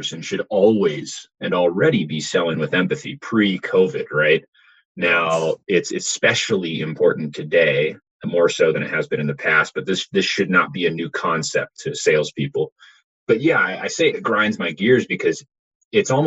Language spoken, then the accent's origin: English; Silicon Valley, California, United States; I grew up in the Silicon Valley